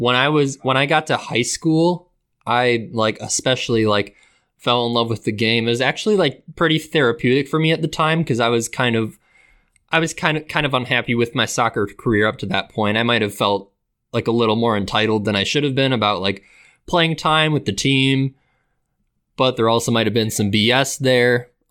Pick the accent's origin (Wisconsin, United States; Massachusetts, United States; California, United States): Wisconsin, United States; Wauwatosa; born and raised in Milwaukee, but really like a suburb outside of it. It's called Wauwatosa.